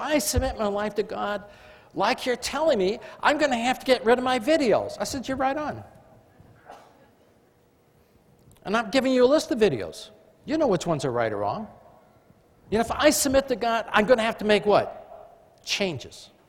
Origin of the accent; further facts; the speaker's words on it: England, United Kingdom; I mean, I am English, but I flunked it in school.